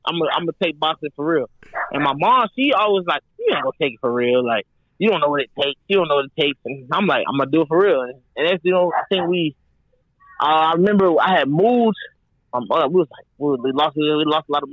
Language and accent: English; Atlanta, Georgia, United States; also born or lived in Denver, Colorado; I was born in Denver, so like before we moved to Atlanta